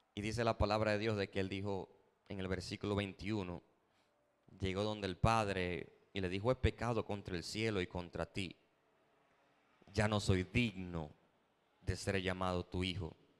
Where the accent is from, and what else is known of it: Dominican Republic